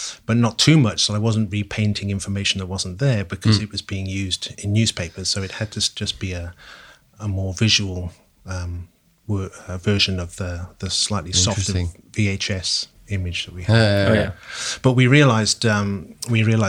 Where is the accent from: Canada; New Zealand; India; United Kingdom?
United Kingdom; Wales; moved away as an adult; also born or lived in London; moved from my home country, Wales, down to London